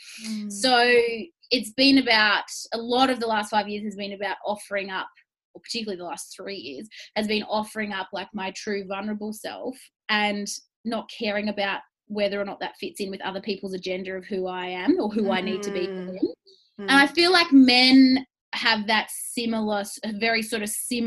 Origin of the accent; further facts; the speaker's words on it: Melbourne, Victoria, Australia; I'm from Melbourne.